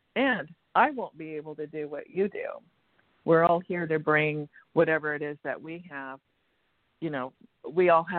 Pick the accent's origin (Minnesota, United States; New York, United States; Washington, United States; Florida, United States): Washington, United States; moved away as an adult; also born or lived in California; went back to my home state of Washington State